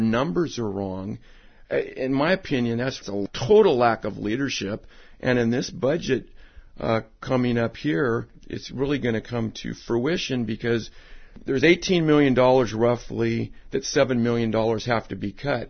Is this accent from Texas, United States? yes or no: no; Alameda, California, United States; born and raised in Alameda